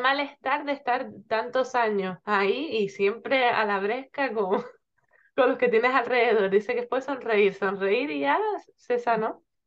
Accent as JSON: {"language": "Spanish", "area": "Gran Canaria", "region": "Canary Islands", "country": "Spain", "lives_now": "Tenerife, Spain", "said": "yo estoy en Tenerife, aunque soy de Gran Canaria"}